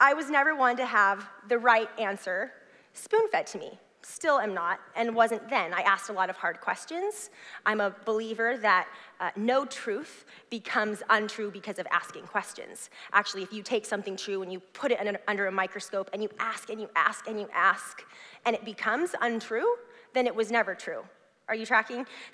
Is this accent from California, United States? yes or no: yes; Southern California, United States; now in Clackamas, United States; I grew up in Southern California